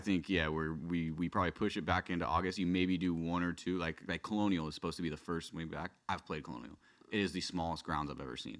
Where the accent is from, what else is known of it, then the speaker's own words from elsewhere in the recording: West County, California, United States; growing up in, you know, West County, there was, there was no kids that played golf